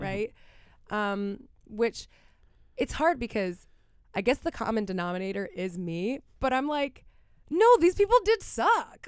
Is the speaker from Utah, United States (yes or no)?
no; Miami, Florida, United States; growing up in Miami